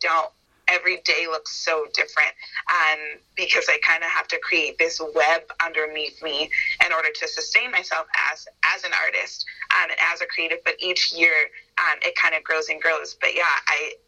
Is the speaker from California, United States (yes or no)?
yes; Northern California, United States; moved away as an adult; now in Los Angeles, United States; I didn't want to move home. I'm from Northern California.